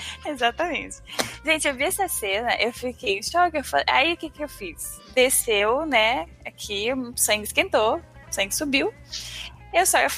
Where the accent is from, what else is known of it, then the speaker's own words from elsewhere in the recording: Amapá, Brazil; now in São Paulo, Brazil; Eu sou do Amapá, né? E no Amapá não tem metrô, trem, só ônibus. E quando eu vim pra São Paulo